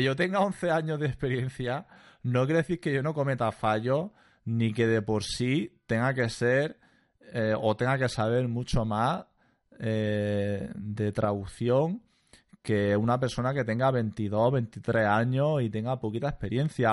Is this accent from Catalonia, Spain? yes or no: no; Almería, Andalusia, Spain; accent: andaluz; moved away as an adult; also born or lived in Granada / Dublin; yo soy de Almería